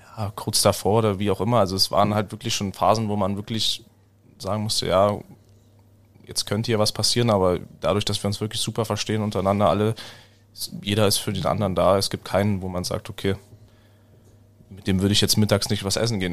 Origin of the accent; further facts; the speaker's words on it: Weißwasser, Saxony, Germany; now in Iserlohn, Germany; das ist einfach der Ort, wo ich herkomme. Da habe ich das Eishockeyspielen gelernt